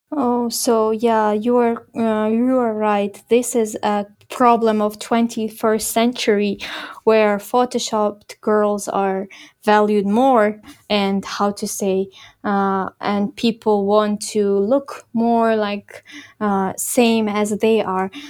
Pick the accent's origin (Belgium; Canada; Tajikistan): Tajikistan; Khorog, Gorno-Badakhshan; moved away as an adult; now in Kyrgyzstan; the place where I grew up in Horog